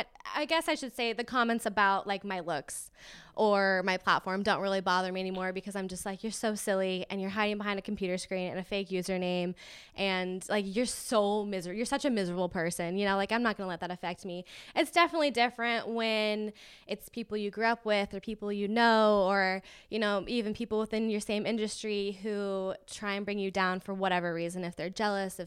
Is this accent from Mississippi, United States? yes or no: no; Las Vegas, Nevada, United States; and I'm from Vegas originally, like we've mentioned, so we wanted to get back to the desert